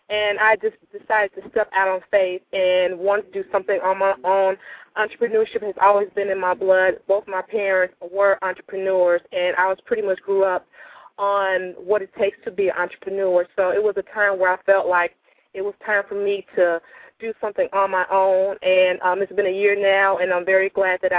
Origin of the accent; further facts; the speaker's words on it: Chicago, Illinois, United States; I'm from Chicago, Illinois, and I have just started to step into the beauty industry